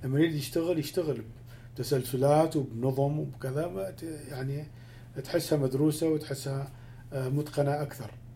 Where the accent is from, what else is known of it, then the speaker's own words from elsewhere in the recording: Iraq; هي موسيقى مالتي انا دا اتكلم لهجتي